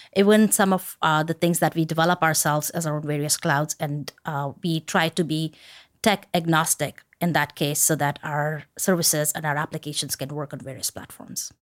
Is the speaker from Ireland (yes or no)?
no; India; moved away; I grew up in India